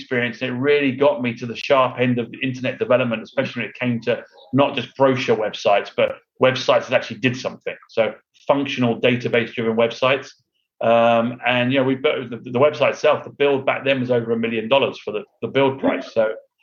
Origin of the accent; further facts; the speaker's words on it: London, United Kingdom; moved away as an adult; also born or lived in Houston, United States; now in United States; I'm from London, England. So okay. I was born in England and moved